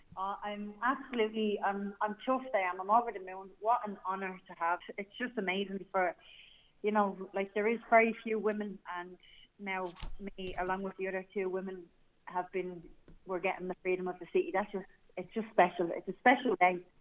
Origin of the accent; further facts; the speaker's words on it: Dublin, Leinster, Ireland; I'm from Dublin One, the best part of Dublin